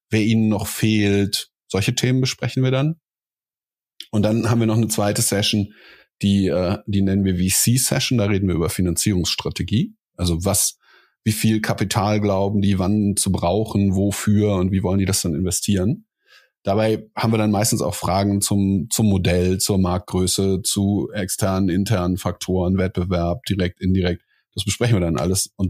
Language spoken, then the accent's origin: German; Cologne, North Rhine-Westphalia, Germany; now in Berlin, Germany; ich bin in Köln aufgewachsen.